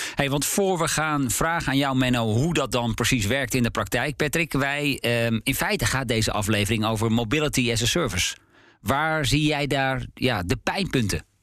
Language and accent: Dutch; Hensbroek, North Holland, Netherlands; ik van Hensbroek, waar ik ben geboren, naar Alkmaar